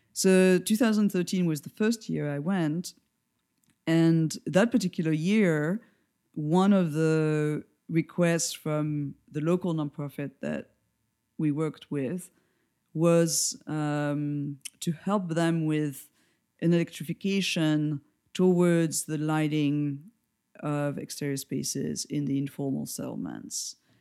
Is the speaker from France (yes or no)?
yes; France; accent: French; English is a second language; moved away as an adult; now in New York, United States; where I come from geographically is from France, as everybody will probably guess, for my accent